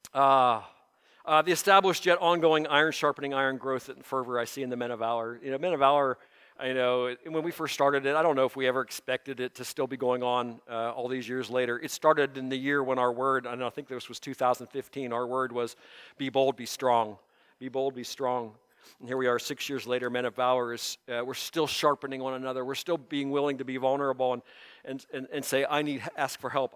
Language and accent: English; Mahoning Valley, Ohio, United States; I grew up in the Mahoning Valley.